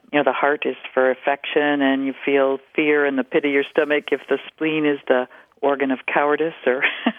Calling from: Ketchikan, Alaska, United States; also born or lived in Downeast, Maine; I'm calling from Ketchikan, Alaska.

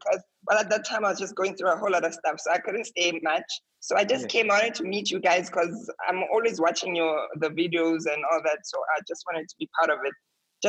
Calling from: Saudi Arabia; I'm in Saudi Arabia.

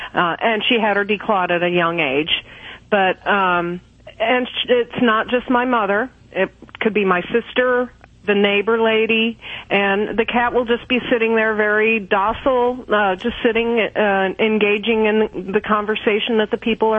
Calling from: Kentucky, United States

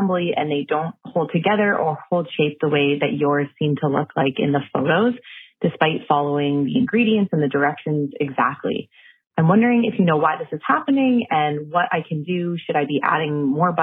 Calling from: Toronto, Ontario, Canada; I'm calling from Toronto, Canada.

